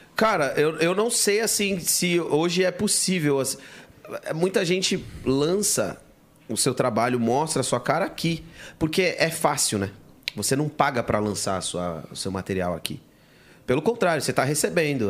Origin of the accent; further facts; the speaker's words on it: São Paulo, Brazil; eu nasci no Jaçanã